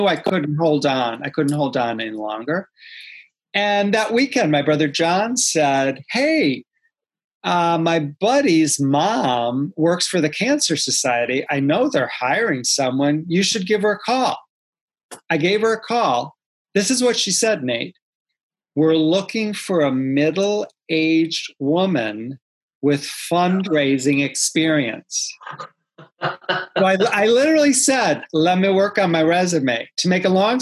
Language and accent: English; Rockford, Illinois, United States; moved away as an adult; also born or lived in Arizona / Los Angeles; I grew up in the Midwest. I grew up in Rockford, Illinois